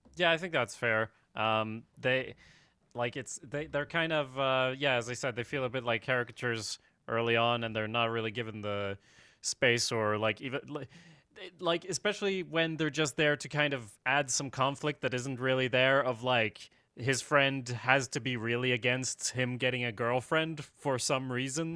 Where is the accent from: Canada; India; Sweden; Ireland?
Sweden; I'm from Sweden